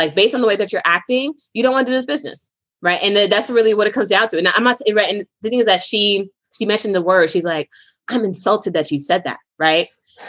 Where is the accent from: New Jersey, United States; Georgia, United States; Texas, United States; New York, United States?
New York, United States; Brooklyn; also born or lived in Boston, Massachusetts; I am from Brooklyn, New York and Boston, Massachusetts.